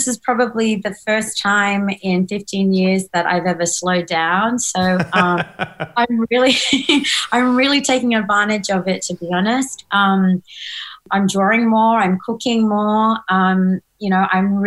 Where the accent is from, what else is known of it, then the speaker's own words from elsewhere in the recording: Northern Territory, Australia; I grew up painting in the Northern Territory